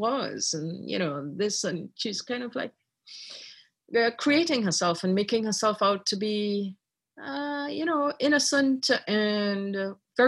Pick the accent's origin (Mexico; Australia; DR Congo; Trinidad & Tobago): Trinidad & Tobago; also born or lived in Ireland; now in Canada; I was born in Ireland. I grew up in Trinidad.